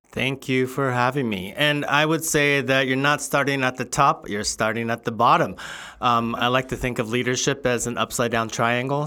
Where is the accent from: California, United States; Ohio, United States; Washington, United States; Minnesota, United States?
California, United States; Southern; also born or lived in Covina, California / Los Angeles, California; I grew up in Southern California